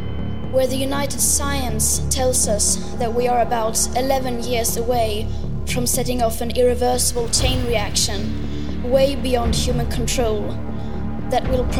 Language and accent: English; Sweden; I'm 16 years old. I come from Sweden